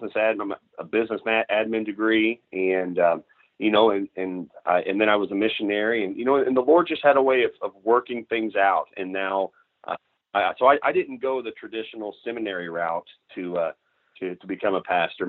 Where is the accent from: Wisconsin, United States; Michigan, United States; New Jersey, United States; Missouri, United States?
Missouri, United States; Southwest; I grew up in Southwest Missouri